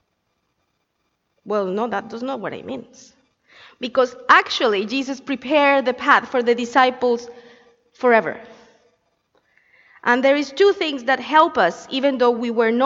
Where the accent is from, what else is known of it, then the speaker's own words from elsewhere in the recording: Colombia; moved away; I come from Colombia